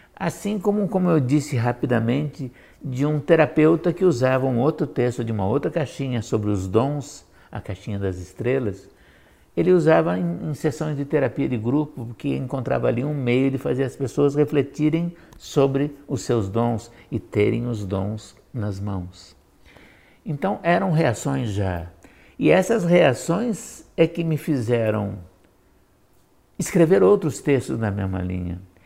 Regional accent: Curitiba, Paraná, Brazil; Eu sou curitibano, embora não nascido. Eu digo que nasci aqui

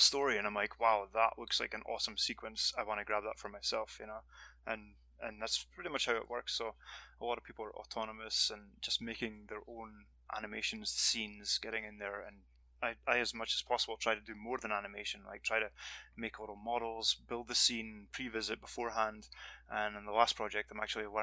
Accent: Dundee, Scotland, United Kingdom; moved away as an adult; back in my hometown in Scotland, Dundee

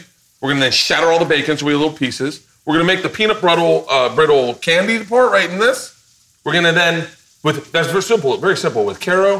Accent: Tampa, Florida, United States; Tampa. But I had butter.

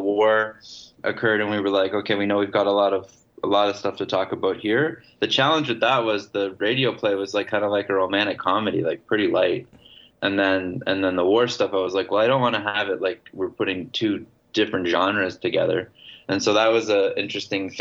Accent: Canada; I was from Canada

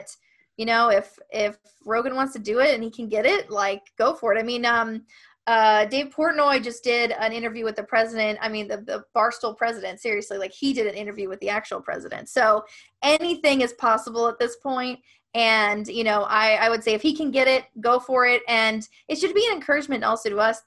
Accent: Ohio, United States; I grew up in Ohio

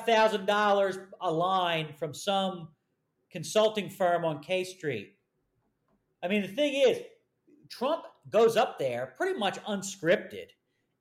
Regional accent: Philadelphia, Pennsylvania, United States; also born or lived in Allegheny County, Pennsylvania; I'm from Philly

